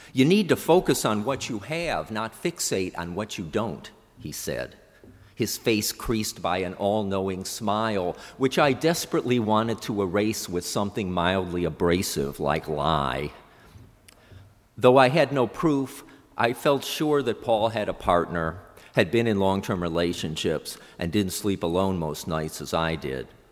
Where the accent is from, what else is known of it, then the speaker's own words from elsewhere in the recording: Cleveland, Ohio, United States; moved away; I returned to Cleveland, my hometown